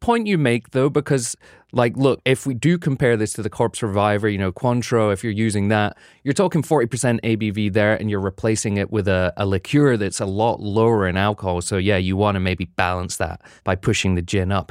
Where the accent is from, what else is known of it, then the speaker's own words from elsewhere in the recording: United Kingdom; now in New York, United States; being a Brit